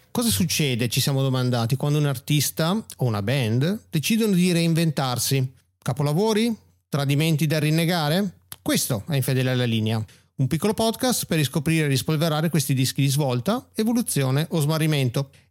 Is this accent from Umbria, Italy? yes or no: no; Brescia, Lombardy, Italy; Però sono bresciano, ecco, puntualizziamolo subito.